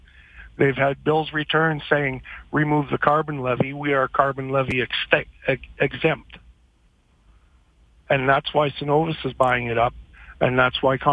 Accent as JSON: {"language": "English", "region": "Saskatchewan", "country": "Canada", "moved": "yes", "said": "I came here from Saskatchewan 25 years ago."}